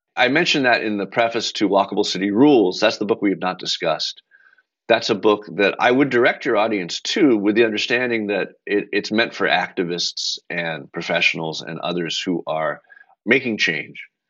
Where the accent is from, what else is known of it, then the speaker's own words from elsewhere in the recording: Belmont, Massachusetts, United States; also born or lived in Brookline, Massachusetts; I grew up in Belmont, next to very close to McLean